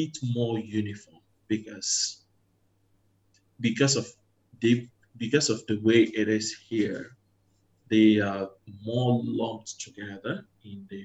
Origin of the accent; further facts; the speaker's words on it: southern Nigeria, Nigeria; moved away as an adult; now in Malaysia; I come from Nigeria. I come from the southern part of Nigeria, where it's okay to respectfully question your elder